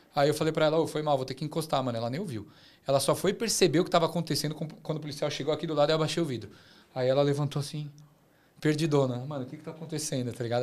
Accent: Brazil; moved away as an adult; now in Australia; Eu sou brasileiro

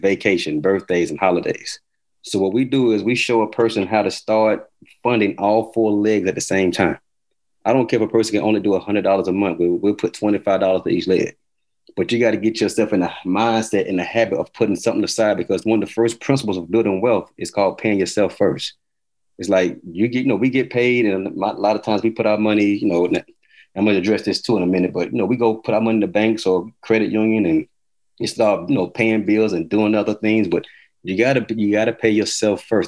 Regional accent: Atlanta, Georgia, United States; moved away; also born or lived in Miami, Florida / Elizabeth City, North Carolina / Montgomery, Alabama; I'm originally from Atlanta, Georgia

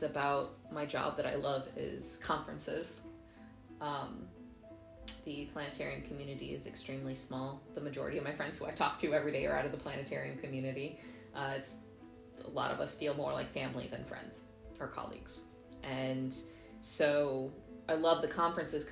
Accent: United States; moved away as an adult; now in Germany; as an American

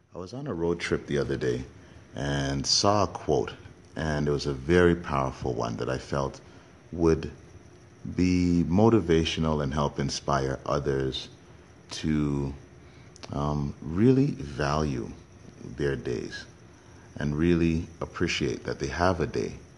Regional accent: Canada; Me being born and raised in Canada

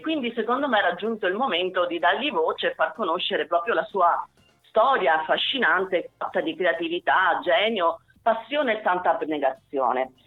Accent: Mendicino, Calabria, Italy; also born or lived in Cosenza; Mendicino che tra l'altro è anche stata la, la mia città, io sono nata a Cosenza, eh, mia madre era originaria di Mendicino

